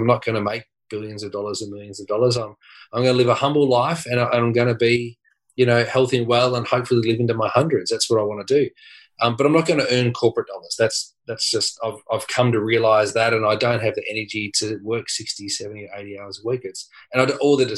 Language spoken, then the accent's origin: English; Dandenong, Victoria, Australia; I grew up in Dandenong